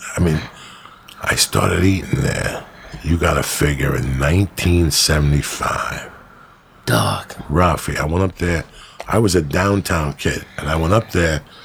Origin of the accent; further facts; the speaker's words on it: North Bergen, New Jersey, United States; also born or lived in New York; I grew up in North Bergen